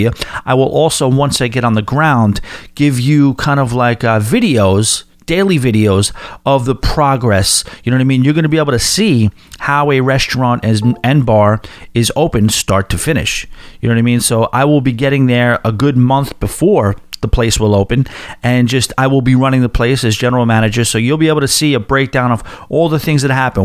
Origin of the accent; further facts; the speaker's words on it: Long Island, New York, United States; moved away as an adult; headed to my hometown. I haven't had a Long Island address since the previous century.